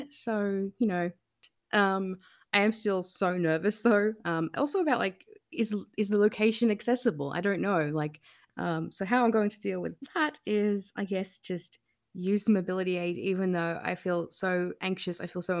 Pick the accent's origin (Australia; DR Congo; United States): Australia; New South Wales; moved away as an adult; also born or lived in Campbelltown / Wollongong; now in Melbourne, Australia; Well, so I was born in Campbelltown, but when I was around 10 or so, we moved to the south coast of New South Wales. You know, I then moved for uni to Wollongong a bit later on. And, you know, I moved to Melbourne in 2018